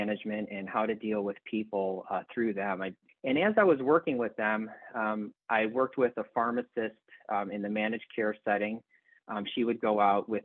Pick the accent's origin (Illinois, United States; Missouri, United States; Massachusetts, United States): Illinois, United States; Elmhurst; moved away; I grew up in Elmhurst, Illinois, which is outside of Chicago